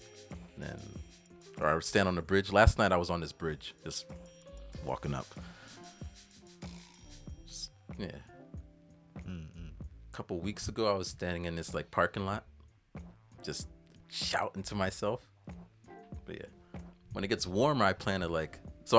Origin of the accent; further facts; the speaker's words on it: United States; born there; I guess it's because I was born in America, land of the opportunity, where they just came from Jamaica.